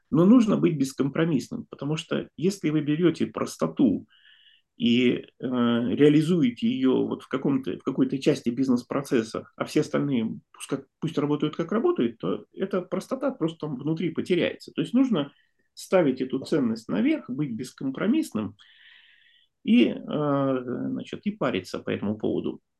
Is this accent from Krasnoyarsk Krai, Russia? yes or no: no; Saint Petersburg, Russia; я тоже из Петербурга